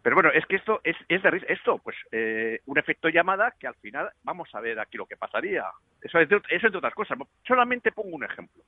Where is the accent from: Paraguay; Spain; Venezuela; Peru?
Spain; yo tengo que mantener una, una, familia aquí en mi país